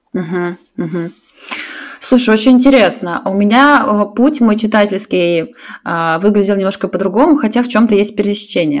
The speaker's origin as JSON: {"language": "Russian", "region": "Saint Petersburg", "country": "Russia", "moved": "yes", "lives_now": "Zurich, Switzerland", "said": "я из Питера, сейчас живу в Цюрихе"}